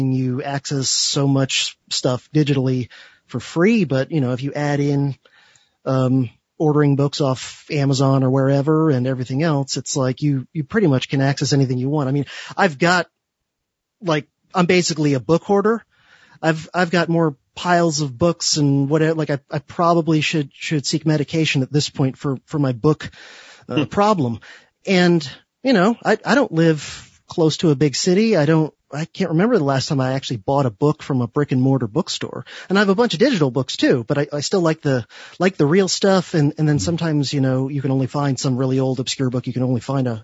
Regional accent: Miami-Fort Lauderdale area, Florida, United States; I grew up in the Miami-Fort Lauderdale metropolitan area

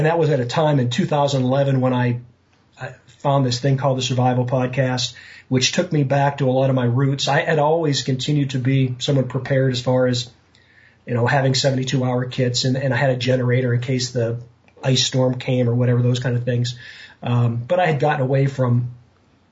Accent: Western Pennsylvania, United States; I grew up in Western Pennsylvania

